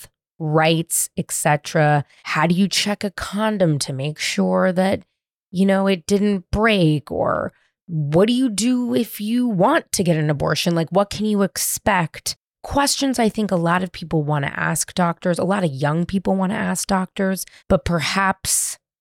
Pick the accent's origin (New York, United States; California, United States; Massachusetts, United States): California, United States; San Francisco; I grew up in San Francisco